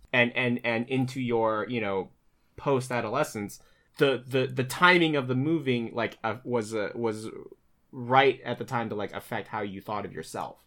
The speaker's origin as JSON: {"language": "English", "town": "Chesapeake", "region": "Virginia", "country": "United States", "tie": "born or raised there", "also_born_or_lived": "Luray, Virginia", "moved": "yes", "lives_now": "New York, United States", "said": "Chesapeake, Hampton Roads, that's where I grew up"}